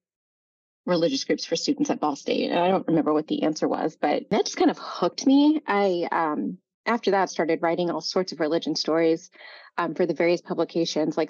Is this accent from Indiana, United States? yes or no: yes; Indiana, United States; I'm a native Hoosier. I'm from Indiana